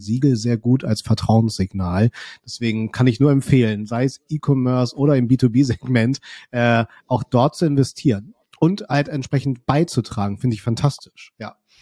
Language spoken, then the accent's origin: German; Kiel, Schleswig-Holstein, Germany; ich komme ja aus Kiel